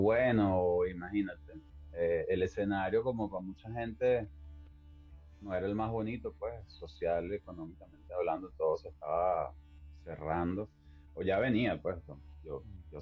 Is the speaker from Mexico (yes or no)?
no; Barquisimeto, Lara, Venezuela; now in New York, United States; Barquisimeto es algo súper fuerte porque es mi, bueno, nací allí por supuesto y es mi, mi tránsito por esa primera etapa